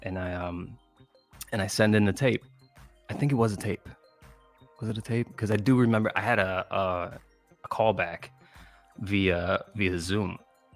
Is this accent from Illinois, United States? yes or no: yes; Chicago, Illinois, United States; I'm from Chicago